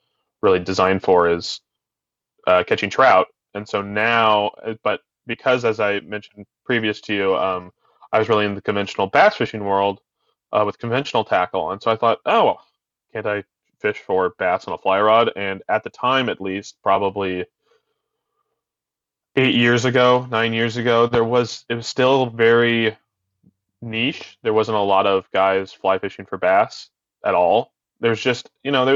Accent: Albany, Oregon, United States; I had a local fly shop where I grew up in Albany, Two Rivers Fly Shop

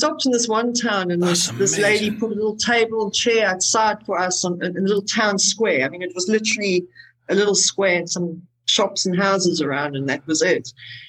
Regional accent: South Africa; I am South African.

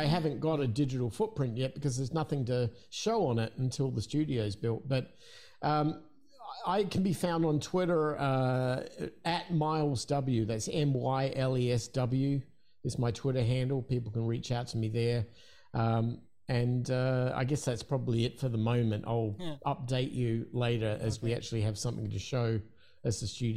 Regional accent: Adelaide, South Australia, Australia; in Adelaide, in my hometown in Australia

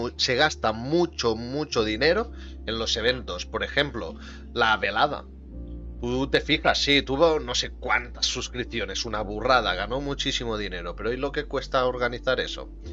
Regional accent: Catalonia, Spain; Yo soy de Cataluña

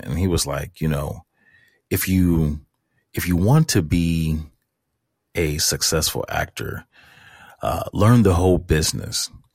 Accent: St. Louis, Missouri, United States; I was born and raised in Saint Louis, Missouri

